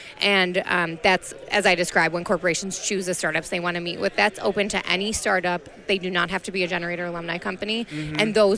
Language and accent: English; Wisconsin, United States; I am from Wisconsin